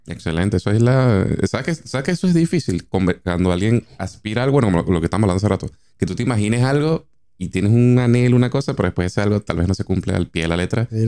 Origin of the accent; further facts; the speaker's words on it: Caracas, Capital District, Venezuela; moved away as an adult; also born or lived in Maracaibo; now in Argentina; Yo soy maracucho de nacimiento, pero reencauchado caraqueño, porque me mudé a Caracas desde los cuatro años.